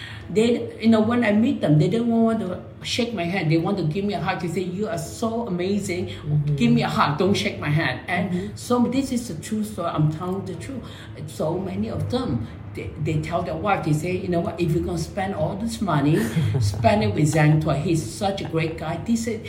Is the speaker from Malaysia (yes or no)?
yes; Malaysia; now in United States; I'm a brown skinned Asian from Chinese born and raised in Malaysia.